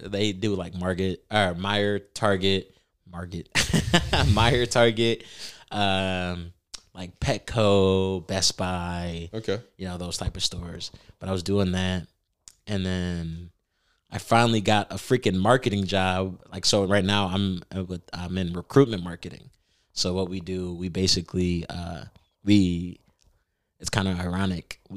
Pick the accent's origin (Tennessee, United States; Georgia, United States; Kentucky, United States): Tennessee, United States; Bartlett; I grew up in Bartlett, and then we actually lived in Providence.